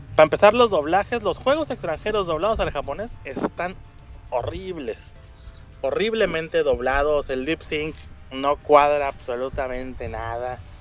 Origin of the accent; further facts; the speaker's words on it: Monterrey, Nuevo León, Mexico; now in Gifu, Japan; yo soy de Monterrey